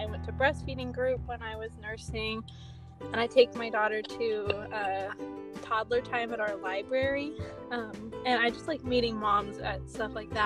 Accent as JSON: {"language": "English", "town": "San Diego", "region": "California", "country": "United States", "said": "I'm from Southern California, like San Diego area"}